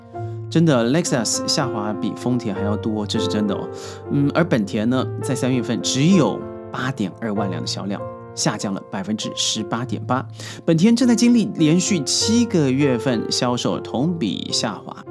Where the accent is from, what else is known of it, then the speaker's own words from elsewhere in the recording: China; 很多我们内地人为什么要考虑日本车？